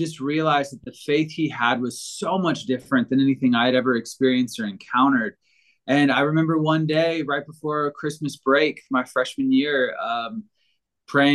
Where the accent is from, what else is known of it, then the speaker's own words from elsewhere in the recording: Virginia, United States; now in Denver, United States; I grew up in Virginia